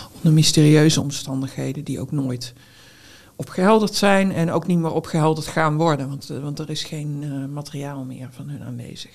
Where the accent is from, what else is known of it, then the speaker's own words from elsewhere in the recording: North Brabant, Netherlands; now in Utrecht, Netherlands; als Brabantse auteur